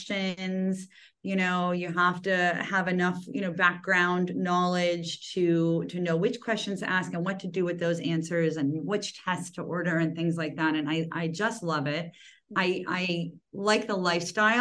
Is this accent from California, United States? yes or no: no; Cleveland, Ohio, United States; moved away as an adult; also born or lived in Maryland / Chicago / Philadelphia; now in Los Angeles, United States; originally I'm from Cleveland. So yeah, nice Midwestern girl